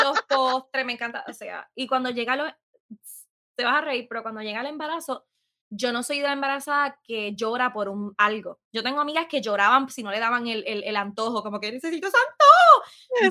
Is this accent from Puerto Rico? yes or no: yes; San Sebastián, Puerto Rico; also born or lived in Aguadilla, Puerto Rico; siempre voy a decir que soy de Pepiniana, porque literalmente toda mi vida me crié allí.